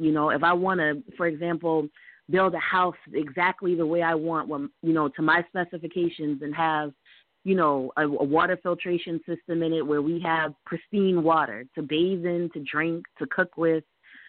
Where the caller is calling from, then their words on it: South Carolina, United States; I'm calling from South Carolina.